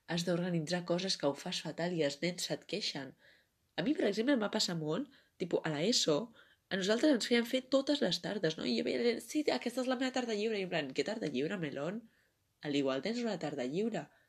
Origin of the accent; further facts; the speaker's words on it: Barcelona, Catalonia, Spain; jo sóc de Barcelona